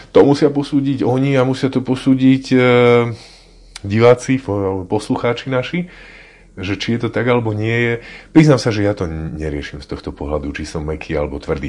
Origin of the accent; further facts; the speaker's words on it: Martin, Žilina Region, Slovakia; ja som Martinčan